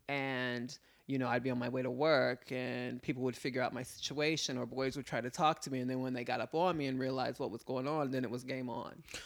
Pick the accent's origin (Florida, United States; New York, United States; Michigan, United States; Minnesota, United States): New York, United States; New York City; my father was in the military, predominantly, um, I was raised in Manhattan